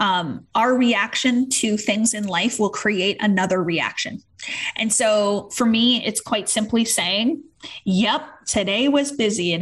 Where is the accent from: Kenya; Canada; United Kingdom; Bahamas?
Canada; we're Canadian